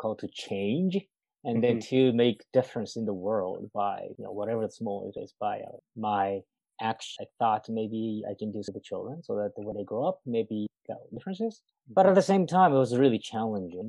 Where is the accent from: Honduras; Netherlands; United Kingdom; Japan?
Japan; English is a second language; moved away as an adult; also born or lived in United States; now in Burnaby, Canada; I was born and raised in Japan